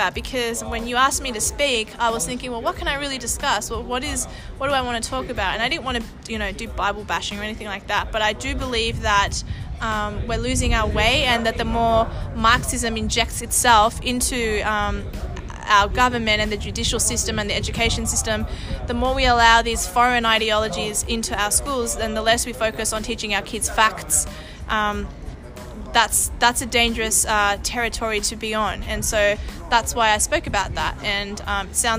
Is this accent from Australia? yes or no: yes; Australia; My genetic makeup is half Colombian, half Spanish, born and bred Aussie